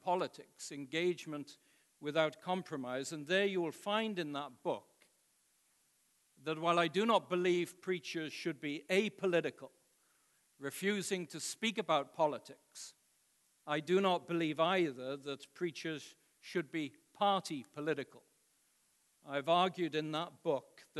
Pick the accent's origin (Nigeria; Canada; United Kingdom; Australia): United Kingdom; moved away as an adult; now in United States; being a British citizen living in the United States now going on 20 years